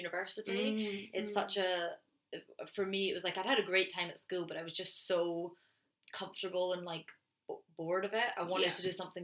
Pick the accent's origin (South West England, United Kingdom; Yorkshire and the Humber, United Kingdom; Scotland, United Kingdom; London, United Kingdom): Scotland, United Kingdom; I'm being from Scotland